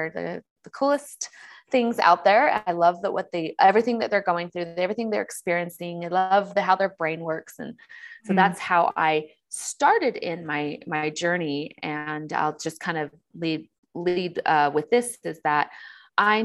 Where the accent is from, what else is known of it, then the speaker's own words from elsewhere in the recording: San Diego, California, United States; I'm from San Diego and California